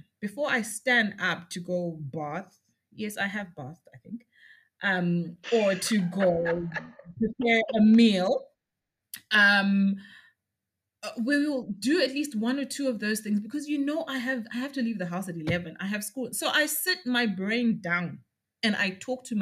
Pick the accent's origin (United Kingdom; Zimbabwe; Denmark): Zimbabwe; Lowveld; I grew up out in the Lowveld and I was out on the sugarcane estates.